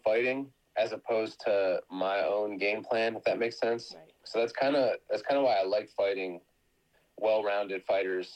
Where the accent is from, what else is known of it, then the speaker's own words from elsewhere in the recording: Ohio, United States; also born or lived in Hawaii; now in California, United States; I grew up originally in Ohio, and I grew up wrestling out there